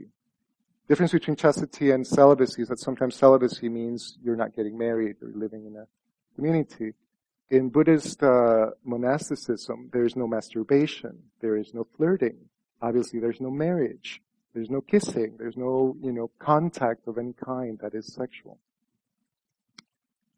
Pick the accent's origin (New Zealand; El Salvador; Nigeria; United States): El Salvador; moved away; my experience growing up in El Salvador was that the Virgin Mary was very powerful